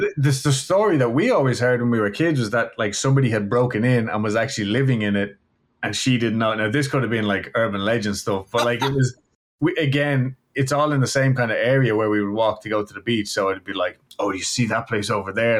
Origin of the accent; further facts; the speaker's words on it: Ireland; now in Houston, United States; I'm from Ireland